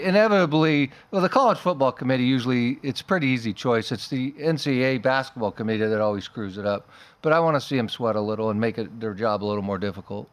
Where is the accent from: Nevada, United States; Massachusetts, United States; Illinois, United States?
Nevada, United States; Las Vegas; also born or lived in Idaho; I was born and raised in Vegas